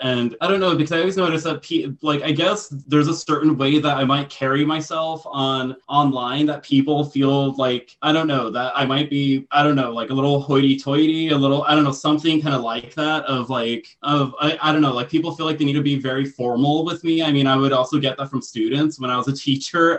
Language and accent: English; United States; am like i am i am American